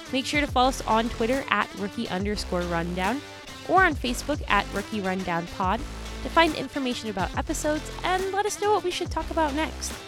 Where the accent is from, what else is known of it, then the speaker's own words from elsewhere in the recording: Missouri, United States; I'm from Missouri